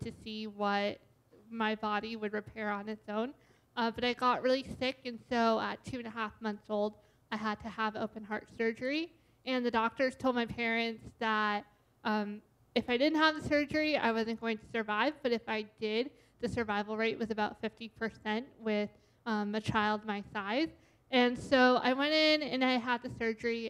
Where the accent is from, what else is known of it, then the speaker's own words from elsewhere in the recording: Boston, Massachusetts, United States; now in Washington, United States; I was born and raised in the Boston area